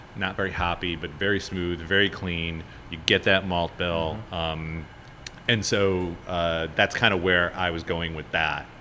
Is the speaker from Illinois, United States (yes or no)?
yes; Chicago, Illinois, United States; moved away as an adult; now in New Orleans, United States; I'm from Chicago. I moved down here about uh, a little over eight years ago.